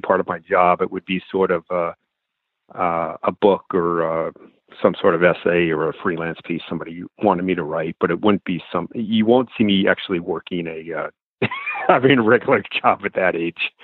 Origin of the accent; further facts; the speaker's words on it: Los Angeles, California, United States; moved away; I grew up in Los Angeles